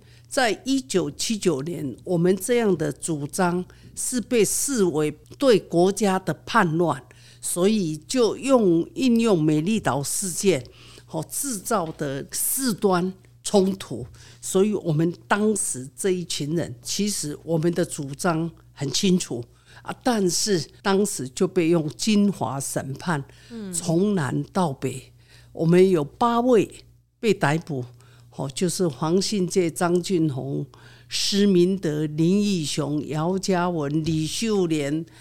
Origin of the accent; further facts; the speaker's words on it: Yilan, Yilan County, Taiwan; 我的故乡在宜兰，宜兰